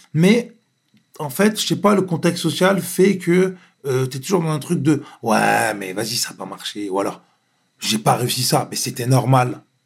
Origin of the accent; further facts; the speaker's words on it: Floirac, Nouvelle-Aquitaine, France; je viens de Bordeaux, je viens de florac gravement, je viens d'un quartier